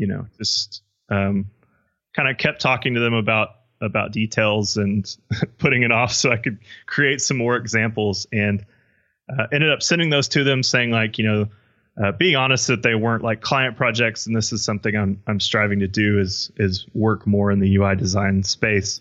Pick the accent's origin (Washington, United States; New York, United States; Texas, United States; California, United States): Texas, United States; Midland; born or raised there